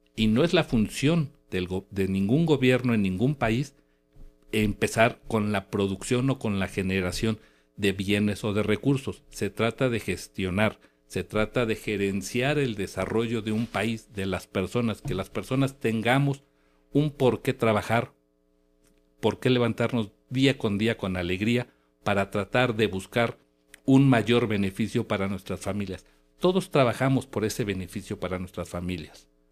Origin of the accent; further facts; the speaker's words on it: Mexico; los mexicanos